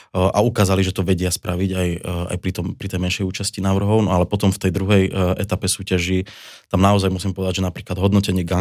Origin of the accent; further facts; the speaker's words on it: Orava, Žilina Region, Slovakia; moved away; also born or lived in Bratislava; Tak ja sám som rodak z Oravy.